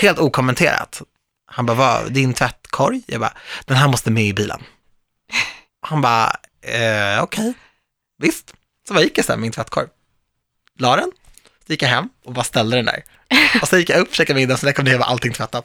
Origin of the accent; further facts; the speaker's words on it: Stockholm, Stockholm County, Sweden; Jag är ju född och uppvuxen i Stockholm